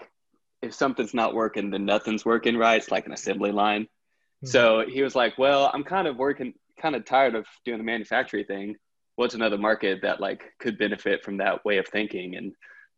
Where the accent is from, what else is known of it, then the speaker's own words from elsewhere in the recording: Texas, United States; moved away; I'm from Texas originally